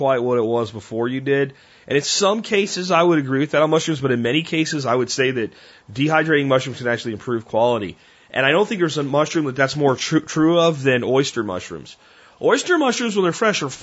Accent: Pennsylvania, United States; also born or lived in Tarrant County, Texas; now in Texas, United States; I grew up in Pennsylvania in a township with one police officer

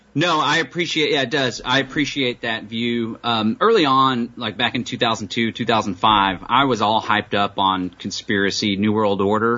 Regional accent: Austin, Texas, United States; I hail from Austin, Texas.

